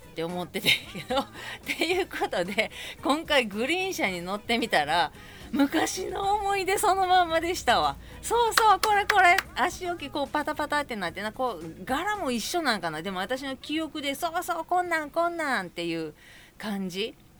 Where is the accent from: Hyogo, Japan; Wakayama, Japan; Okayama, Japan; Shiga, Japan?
Hyogo, Japan; Kobe; moved away as an adult; now in Tokyo, Japan; 関西に住んでて私は神戸人なんですけど